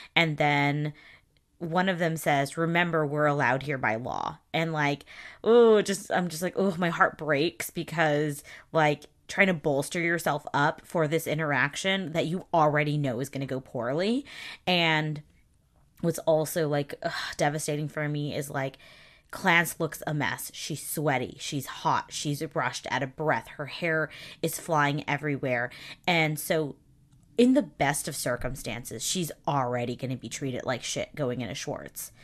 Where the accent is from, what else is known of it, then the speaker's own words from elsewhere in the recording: the South, United States; I'm from the South